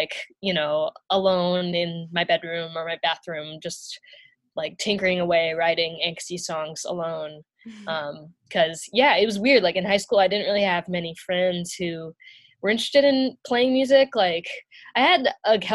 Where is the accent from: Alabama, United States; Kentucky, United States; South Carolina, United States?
Kentucky, United States; Louisville; I grew up in Louisville, Kentucky